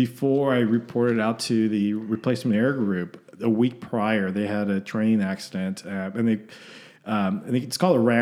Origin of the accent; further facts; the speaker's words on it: Southern California, United States; moved away as an adult; also born or lived in Denver, Colorado / Corpus Christi, Texas; now in Austin, United States; I grew up in Southern California